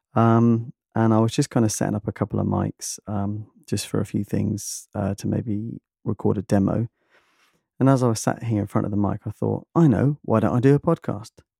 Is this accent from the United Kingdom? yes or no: yes; United Kingdom; I'm British